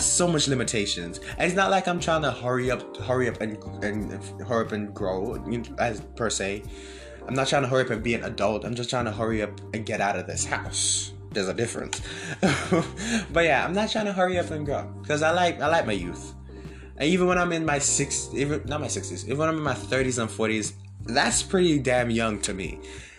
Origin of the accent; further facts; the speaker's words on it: Jamaica; now in United States; I'm from Jamaica. I wasn't born here. I came here in 2018.